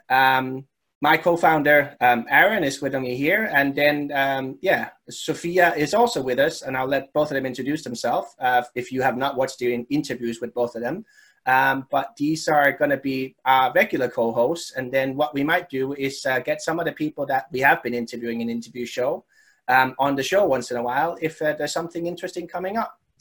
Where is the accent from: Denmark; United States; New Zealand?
Denmark; when I was growing up in Denmark